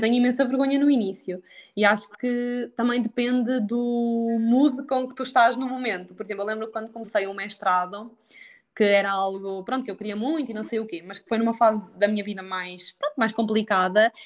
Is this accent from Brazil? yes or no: no; Sangalhos, Aveiro District, Portugal; moved away as an adult; now in Coimbra, Portugal; Sou de Aveiro, mais precisamente de uma terriola chamada Sangalhos